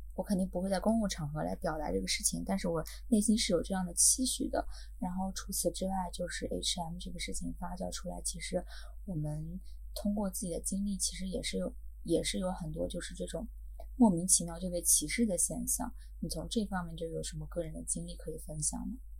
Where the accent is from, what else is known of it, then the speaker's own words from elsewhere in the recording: China; moved away; 那我是大陆人